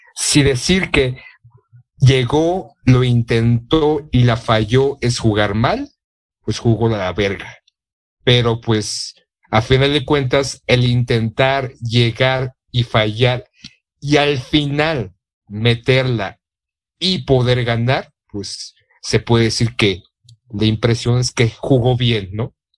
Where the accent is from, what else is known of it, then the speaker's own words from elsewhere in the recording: Mexico; como mexicano